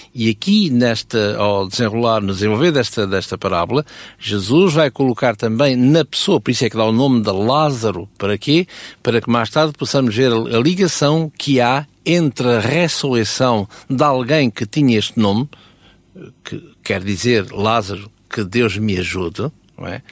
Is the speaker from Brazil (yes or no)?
no; Portugal; Eu sou português